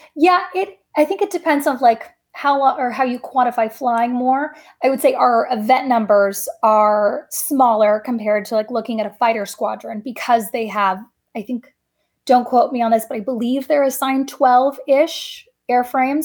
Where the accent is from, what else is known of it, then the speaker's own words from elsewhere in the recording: Coronado, California, United States; I grew up in Coronado, California, so heavy Navy town